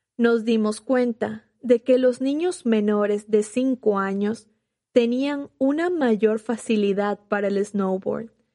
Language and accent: Spanish; Venezuela; moved away as an adult; now in Los Angeles, United States; En Venezuela, mi país de origen